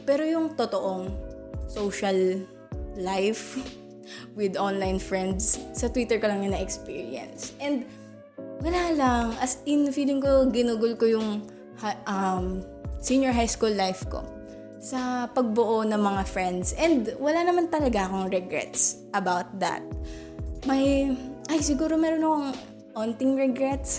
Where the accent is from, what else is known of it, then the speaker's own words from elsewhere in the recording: Calabarzon, Philippines; Lahat kami taga Cavite.